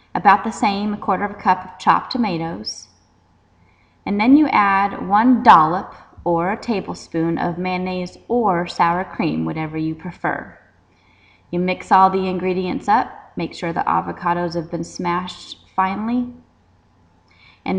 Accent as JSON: {"language": "English", "region": "Colorado", "country": "United States", "tie": "born or raised there", "also_born_or_lived": "the South (US)", "moved": "yes", "said": "I was raised in Colorado"}